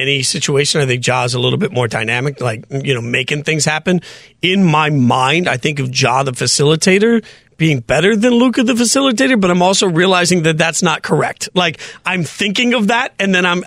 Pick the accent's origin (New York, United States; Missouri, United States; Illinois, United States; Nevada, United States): Nevada, United States; Las Vegas; as a kid growing up in Vegas